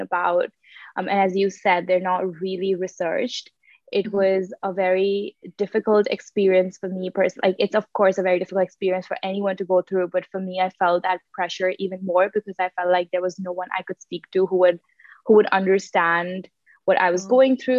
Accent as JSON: {"language": "English", "region": "Dubai", "country": "United Arab Emirates", "tie": "born or raised there", "moved": "as an adult", "said": "I grew up in the United Arab Emirates in Dubai. That's where I did most of my schooling"}